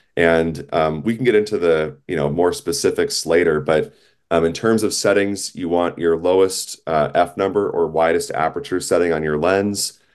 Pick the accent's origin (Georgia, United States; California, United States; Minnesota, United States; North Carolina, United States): Minnesota, United States; Minneapolis; I was growing up in Minnesota in the Twin Cities